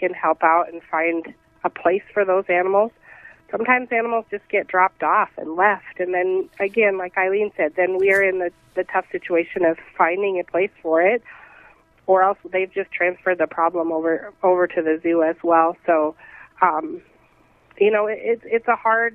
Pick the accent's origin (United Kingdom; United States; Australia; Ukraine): United States; South Dakota; moved away as an adult; also born or lived in San Antonio, Texas; Well, I'm originally from South Dakota